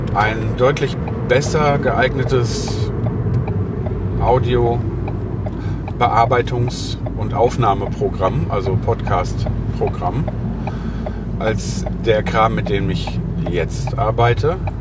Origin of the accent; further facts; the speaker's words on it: Lüdenscheid, North Rhine-Westphalia, Germany; moved away; Ich komme ja aus Lüdenscheid